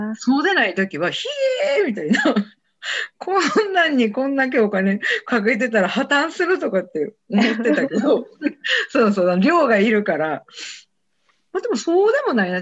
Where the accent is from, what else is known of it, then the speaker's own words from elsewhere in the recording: Kansai, Japan; もう私関西の人やからかもしれないけど